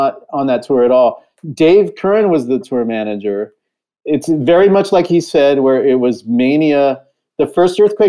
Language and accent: English; California, United States; I grew up in California and I was used to earthquakes